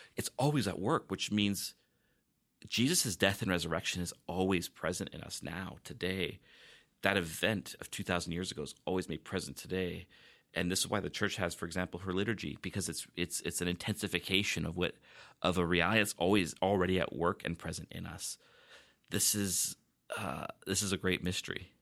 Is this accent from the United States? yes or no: no; Vancouver, British Columbia, Canada; now in Victoria, Canada; I grew up, uh, actually near Vancouver